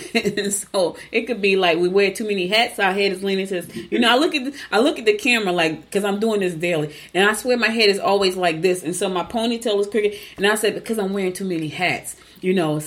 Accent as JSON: {"language": "English", "town": "Newark", "region": "New Jersey", "country": "United States", "tie": "born or raised there", "also_born_or_lived": "Georgia / Essex County, New Jersey", "moved": "as an adult", "lives_now": "Gwinnett County, Georgia, United States", "said": "I was born in Georgia, but I was raised in Jersey, moved back to Georgia 8 years ago"}